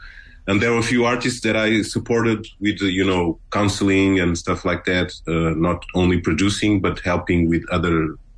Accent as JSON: {"language": "English", "region": "Lisbon", "country": "Portugal", "tie": "born or raised there", "said": "I was born in Lisbon, Portugal. I am son of Mozambican parents. And I grew up on the suburbs of Lisbon."}